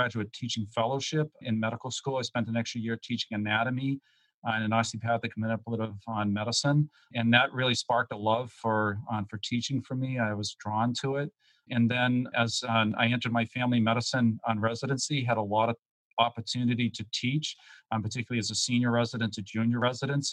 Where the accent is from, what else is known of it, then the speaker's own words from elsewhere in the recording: Massachusetts, United States; I grew up in Massachusetts.